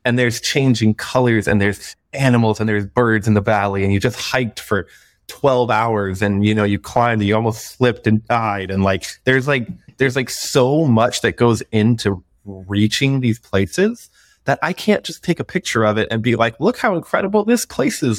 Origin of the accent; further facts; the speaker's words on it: Florida, United States; moved away; I'm from Florida originally